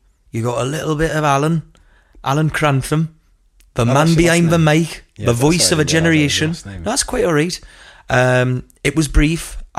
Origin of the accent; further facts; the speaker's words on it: Hebburn, North East England, United Kingdom; accent: Geordie; True Geordie, that's what we called me. I'm from Hebburn.